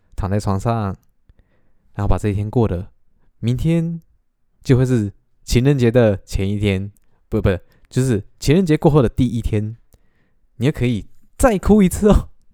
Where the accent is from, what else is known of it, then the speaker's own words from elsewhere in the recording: Taiwan; 林北喜台湾郎，但是我不太会讲台语